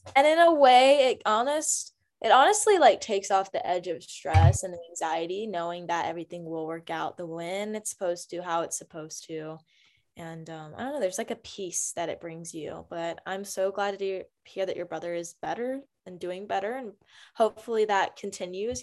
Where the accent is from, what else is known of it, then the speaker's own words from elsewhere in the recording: Greensboro, North Carolina, United States; now in Texas, United States; I grew up in Greensboro, North Carolina, on the East Coast